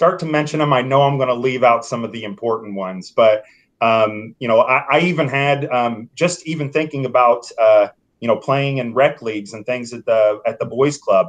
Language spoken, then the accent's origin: English; Franklin, Indiana, United States; moved away as an adult; now in Indianapolis, United States; I moved to Franklin, went to Northwood, enjoyed my time in growing up in Franklin.